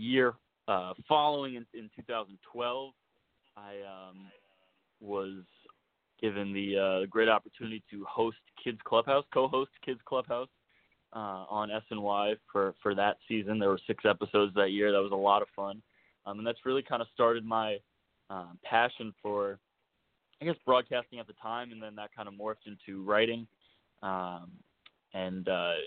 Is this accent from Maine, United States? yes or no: no; New York City, New York, United States; I'm born and raised in New York City, Manhattan